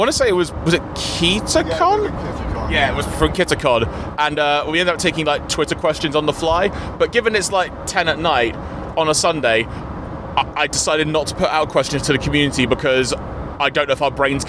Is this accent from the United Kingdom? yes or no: yes; England, United Kingdom; I've not been in Scotland for 2 days. I've gone back to being English.